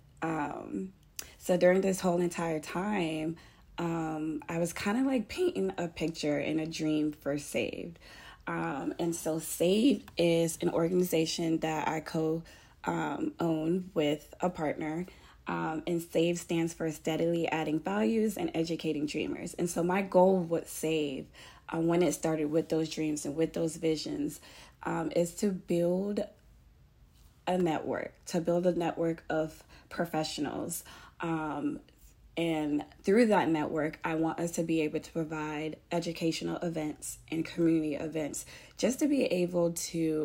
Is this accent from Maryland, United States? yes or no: no; Fort Lauderdale, Florida, United States; moved away as an adult; now in Pensacola, United States; I'm Haitian American, and I was born in Fort Lauderdale, and then moved to Pensacola, Florida, because I got accepted to the University of West Florida.